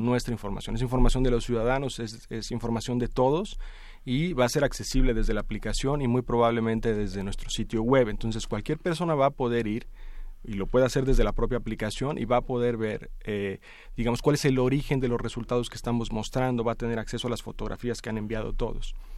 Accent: Mexico; como la mayoría de los mexicanos

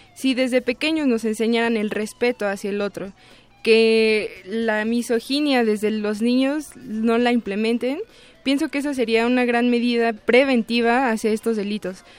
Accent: Tlalnepantla de Baz, State of Mexico, Mexico; yo soy originaria del Estado de México, específicamente del municipio de Tlalnepantla de Vaz

